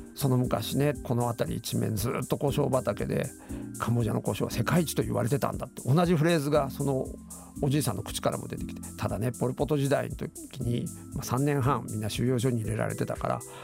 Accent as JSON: {"language": "Japanese", "region": "Mie", "country": "Japan", "tie": "born or raised there", "moved": "as an adult", "lives_now": "Cambodia", "said": "三重県出身なんですけど三重の実家に帰った"}